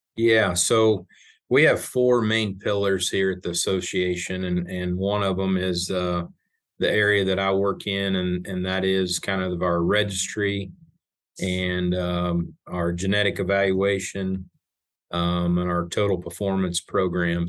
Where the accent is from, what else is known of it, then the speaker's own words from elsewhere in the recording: South Central Kansas, United States; I grew up in South Central Kansas on a grain and cow calf